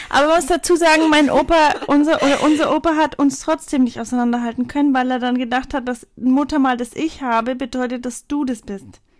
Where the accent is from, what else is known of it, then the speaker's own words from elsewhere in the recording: Bavaria, Germany; accent: Franconian; Willkommen in der Kindheit. Wir kommen nämlich aus Franken.